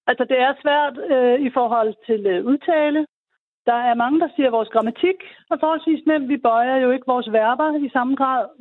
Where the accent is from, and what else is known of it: Denmark